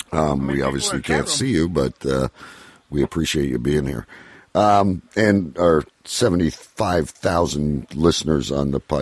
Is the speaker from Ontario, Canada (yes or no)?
yes; Windsor, Ontario, Canada; we have what's called the Memorial Cup here in Windsor, in my hometown.